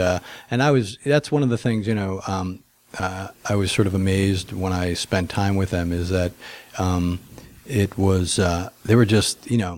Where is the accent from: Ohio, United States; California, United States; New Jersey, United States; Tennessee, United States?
New Jersey, United States; moved away as an adult; now in Los Angeles, United States; I came from New Jersey to LA on a motorcycle.